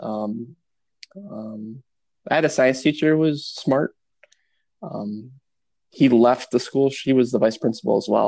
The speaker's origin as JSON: {"language": "English", "town": "Milwaukee", "region": "Wisconsin", "country": "United States", "tie": "born or raised there", "said": "I grew up in Milwaukee"}